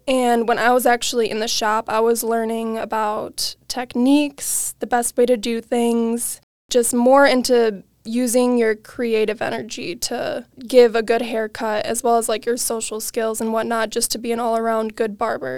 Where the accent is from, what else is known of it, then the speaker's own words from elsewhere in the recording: Waukesha, Wisconsin, United States; I am from Waukesha, Wisconsin, born and raised, never left